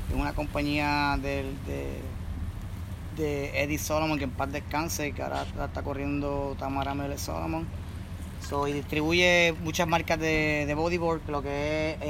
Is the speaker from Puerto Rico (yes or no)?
yes; Puerto Rico; Y la bandera, porque yo soy, yo soy boricua y represento donde quiera que voy y paro en el mundo.